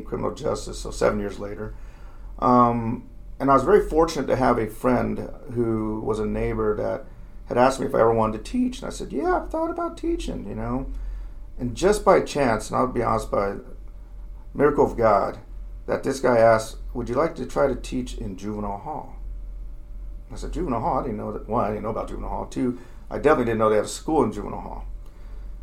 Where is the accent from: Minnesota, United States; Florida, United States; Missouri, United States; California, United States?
California, United States; Fontana; I grew up in Fontana, California, where I graduated in 1987